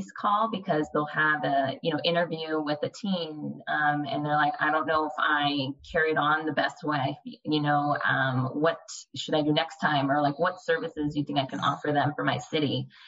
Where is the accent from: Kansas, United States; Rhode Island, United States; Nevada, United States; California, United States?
California, United States; now in San Antonio, United States; I was born and raised in California